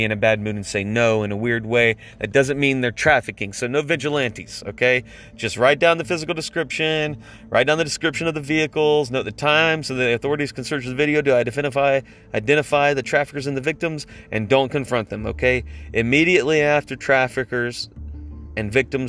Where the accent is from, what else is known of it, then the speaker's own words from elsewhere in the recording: United States; now in Atlanta, United States; as an American